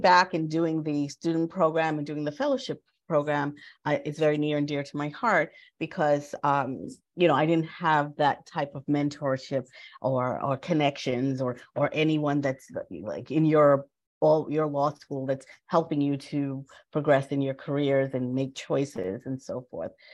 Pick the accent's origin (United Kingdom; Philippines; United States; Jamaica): Jamaica; moved away; I am an immigrant. I was born in Jamaica and came to this country in the 60s